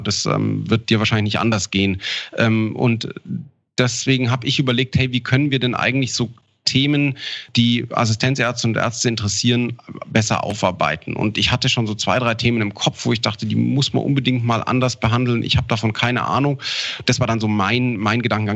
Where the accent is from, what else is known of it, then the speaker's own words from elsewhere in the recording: Ammersee, Bavaria, Germany; also born or lived in Augsburg / Linz / Garmisch-Partenkirchen; Tatsächlich bin in Augsburg geboren und am Ammersee aufgewachsen